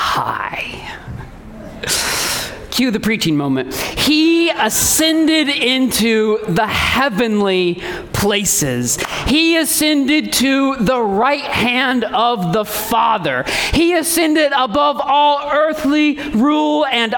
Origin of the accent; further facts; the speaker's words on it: Indiana, United States; I come from Indiana and basketball flows in the veins of all true Indianaites